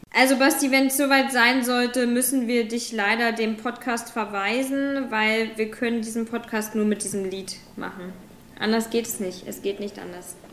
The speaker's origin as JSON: {"language": "German", "country": "Germany", "tie": "born or raised there", "also_born_or_lived": "New Zealand", "moved": "yes", "said": "wir sind auch beide jetzt nicht auf dem kompletten Dorf, beispielsweise aufgewachsen in Deutschland"}